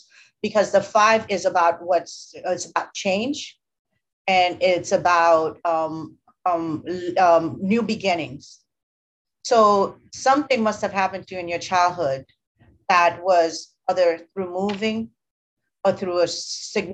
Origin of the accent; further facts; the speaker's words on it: Haiti; moved away; also born or lived in United States; I was born in Haiti and my mom left Haiti to come to the US and she left me with my aunt. And I was very privileged in Haiti.